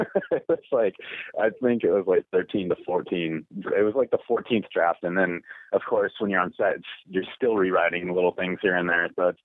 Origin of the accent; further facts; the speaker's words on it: Sacramento, California, United States; Sacramento, California.